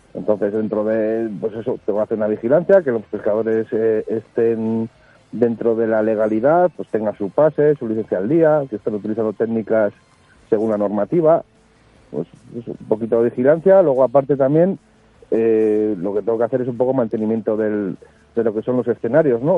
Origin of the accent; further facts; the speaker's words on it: Andoain, Basque Country, Spain; en mi pueblo en Andoain